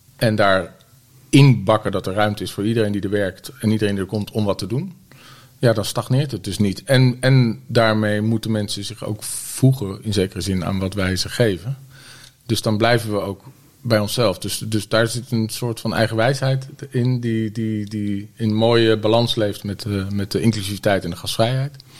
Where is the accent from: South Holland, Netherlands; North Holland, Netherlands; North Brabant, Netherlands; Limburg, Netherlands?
South Holland, Netherlands; The Hague; moved away as an adult; also born or lived in Utrecht; Ik kom uit Den Haag